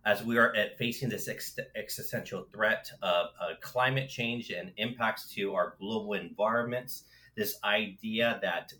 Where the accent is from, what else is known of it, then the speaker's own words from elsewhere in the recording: Los Angeles, California, United States; I grew up in Los Angeles, in California